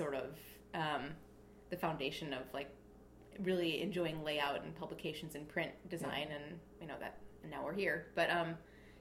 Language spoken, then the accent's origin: English; Cleveland, Ohio, United States; moved away as an adult; also born or lived in New York City; now in Chicago, United States; I grew up in Cleveland.